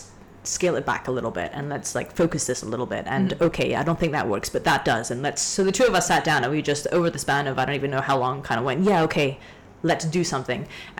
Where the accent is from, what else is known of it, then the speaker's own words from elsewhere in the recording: Hong Kong; also born or lived in Canada; But I grew up in the south side of Hong Kong, right? So I grew up on beaches. I grew up hiking. I grew up in the ocean. And then I went back to Canada. I grew up in the mountains in C